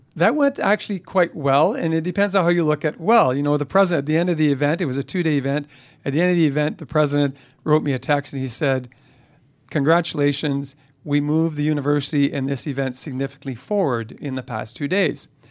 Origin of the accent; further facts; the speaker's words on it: Canada; I'm a Canadian